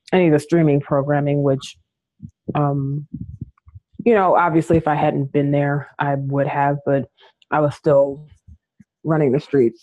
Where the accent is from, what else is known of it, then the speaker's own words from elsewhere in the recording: Detroit, Michigan, United States; I grew up in Rosedale